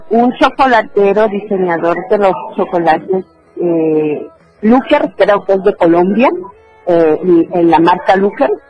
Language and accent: Spanish; Chiapas, Mexico; also born or lived in Oaxaca; Yo soy originaria de Oaxaca, pero desde mi primer año de vida vivo en Chiapas.